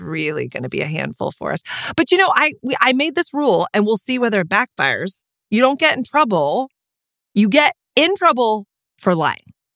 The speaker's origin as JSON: {"language": "English", "region": "Texas", "country": "United States", "said": "I'm from Texas"}